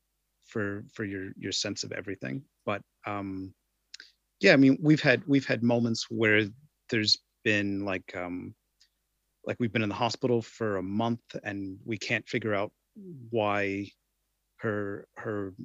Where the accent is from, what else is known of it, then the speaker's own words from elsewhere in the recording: United States; now in New Zealand; I'm from the United States